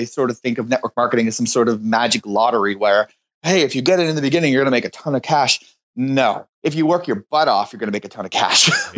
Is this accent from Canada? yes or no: yes; Moncton, New Brunswick, Canada; moved away as an adult; also born or lived in Ottawa; I was living in Ottawa at the time, but I'm from Moncton. I grew up here